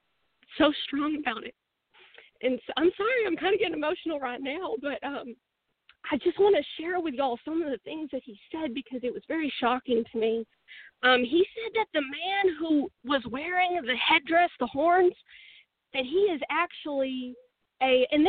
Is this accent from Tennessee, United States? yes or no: no; Texas, United States; I'm from Texas.